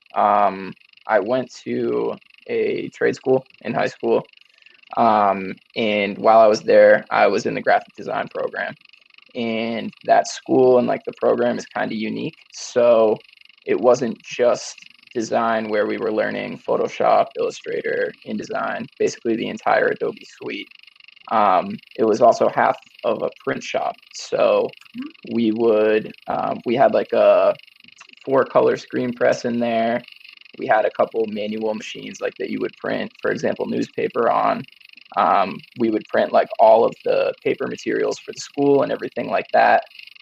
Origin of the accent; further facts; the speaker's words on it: Mendon, Massachusetts, United States; moved away; I'm actually from Massachusetts originally, from a pretty small town called Mendon